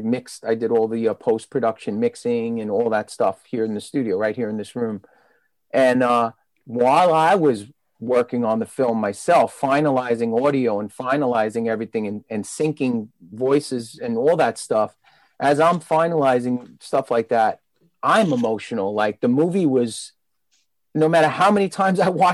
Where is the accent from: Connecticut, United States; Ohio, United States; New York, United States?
New York, United States; New York City; I was growing up in Brooklyn, you know, since I was a teenager